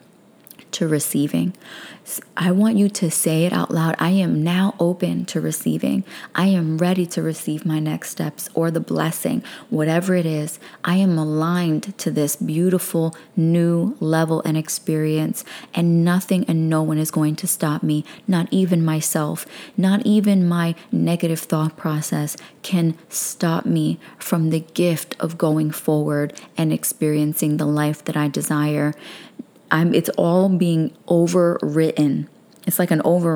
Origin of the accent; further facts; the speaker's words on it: New York City, New York, United States; I'm a girl from Brooklyn